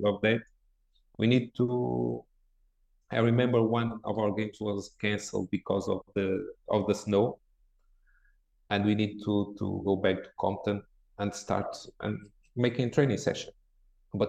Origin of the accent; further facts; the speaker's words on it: Porto, Norte, Portugal; English is a second language; moved away as an adult; also born or lived in England; now in Porto, Portugal; I grew up here in Porto in a club in the fourth division in my town